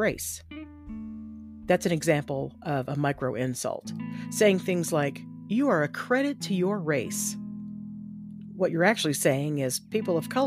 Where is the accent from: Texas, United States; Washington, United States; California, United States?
Texas, United States; I grew up in Texas and was taught that black people were second-class citizens at best.